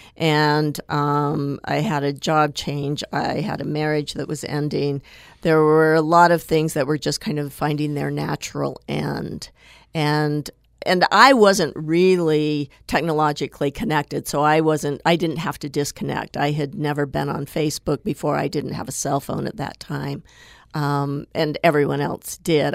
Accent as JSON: {"language": "English", "town": "Tooele", "region": "Utah", "country": "United States", "tie": "born or raised there", "said": "I grew up in Tooele in Utah's West Desert"}